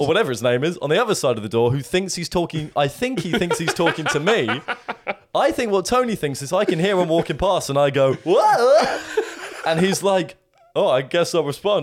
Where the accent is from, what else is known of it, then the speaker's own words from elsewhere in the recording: England, United Kingdom; an English man